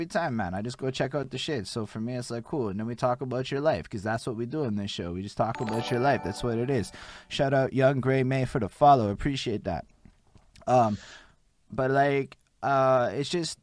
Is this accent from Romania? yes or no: no; Montreal, Quebec, Canada; accent: Montreal; I'm from Montreal, Quebec